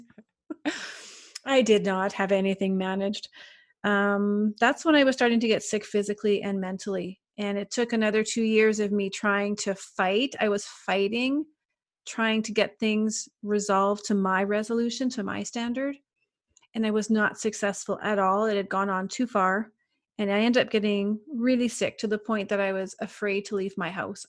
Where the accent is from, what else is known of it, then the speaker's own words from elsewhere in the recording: Canada; I'm from Canada